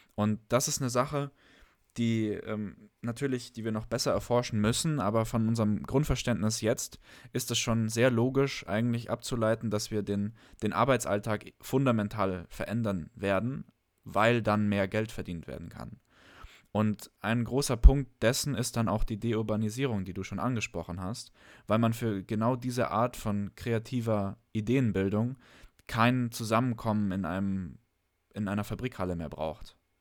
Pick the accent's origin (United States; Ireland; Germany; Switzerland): Germany; bei uns in Deutschland